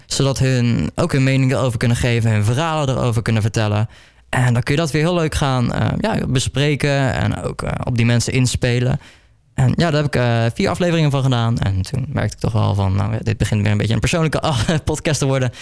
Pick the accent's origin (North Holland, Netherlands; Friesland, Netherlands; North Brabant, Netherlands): North Brabant, Netherlands; near Breda; Ik kom uit Oostruid, dat ligt bij Breda. Een lekkere Brabantse jongen natuurlijk